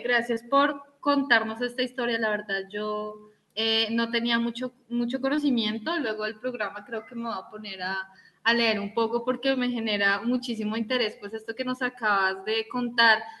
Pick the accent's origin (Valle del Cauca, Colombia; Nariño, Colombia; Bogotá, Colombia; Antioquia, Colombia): Bogotá, Colombia; yo que soy de Bogotá